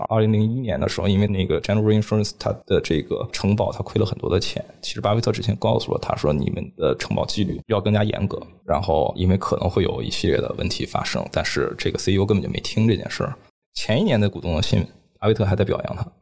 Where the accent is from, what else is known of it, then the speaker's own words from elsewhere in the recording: China; also born or lived in Hong Kong; 我们中国人经常讲说，读万卷书，行万里路。